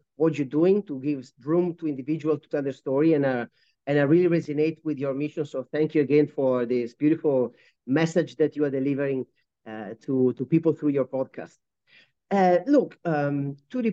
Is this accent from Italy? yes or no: yes; Italy; moved away as an adult; also born or lived in United Kingdom / Japan / United States / Medellin, Colombia; now in Kuala Lumpur, Malaysia; born and raised in Italy